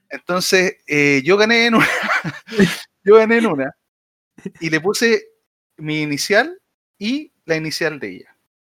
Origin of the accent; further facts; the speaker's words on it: San Antonio, Valparaíso, Chile; yo soy oriundo, ustedes no saben, yo soy oriundo de San Antonio